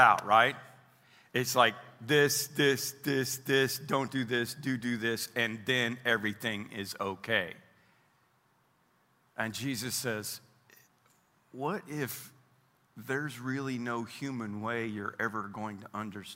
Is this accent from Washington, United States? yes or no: no; Oklahoma, United States; also born or lived in Roby, Missouri; I'm from Oklahoma, but I was born in Missouri.